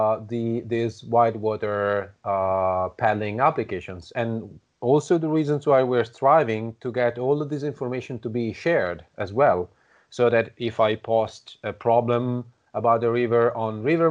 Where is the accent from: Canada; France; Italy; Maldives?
Italy; I'm from Italy